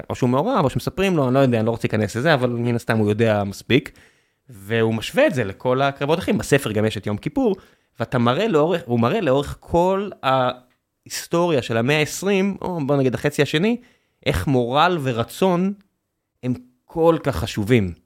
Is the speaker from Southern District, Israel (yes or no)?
yes; Beersheba, Southern District, Israel; אני גדלתי בבאר שבע.